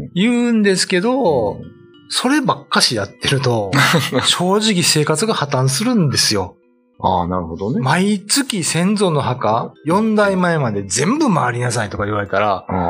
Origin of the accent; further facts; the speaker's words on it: Kyoto, Japan; now in Okinawa, Japan; 僕、まあ、出身京都ですけど